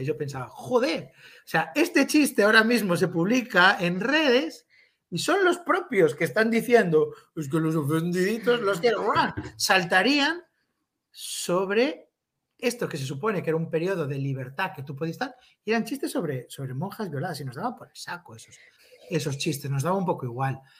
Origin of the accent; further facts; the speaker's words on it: A Coruña, Galicia, Spain; la gente que somos de allí